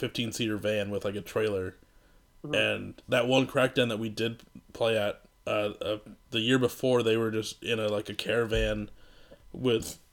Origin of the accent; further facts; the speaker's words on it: Iowa, United States; now in Minneapolis, United States; we're from Iowa.